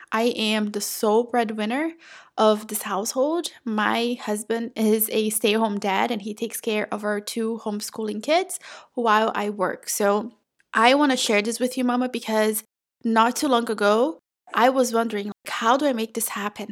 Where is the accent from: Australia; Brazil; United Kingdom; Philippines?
Brazil; São Paulo; now in North Florida, United States; I was born and raised in Brazil in a very small town, like tiny, tiny little dot in the state of São Paulo, okay? Not the city